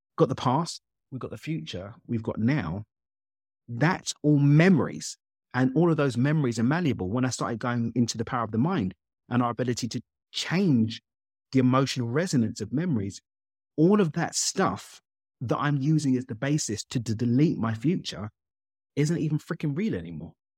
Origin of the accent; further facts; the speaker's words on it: London, United Kingdom; child of Zimbabwean immigrants born and raised in East London in the U K.